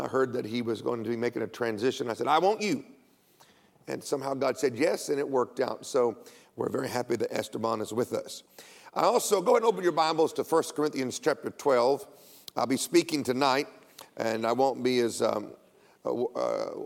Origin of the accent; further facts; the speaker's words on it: United States; I'm an American